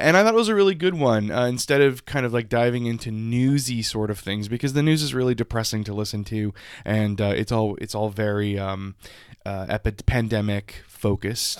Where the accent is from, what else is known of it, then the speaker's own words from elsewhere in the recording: South Louisiana, United States; I grew up in South Louisiana, so we had ditches in our schoolyard.